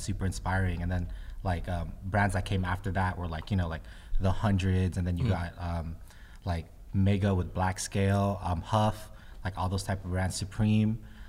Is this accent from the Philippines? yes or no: yes; Philippines; I'm Filipino. And like one of the biggest things about being Filipino is community